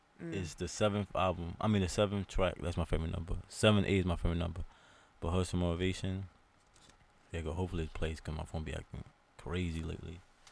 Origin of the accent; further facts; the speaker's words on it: New York City, New York, United States; I'm a New Yorker. We all New Yorkers, so we have that hustle mentality.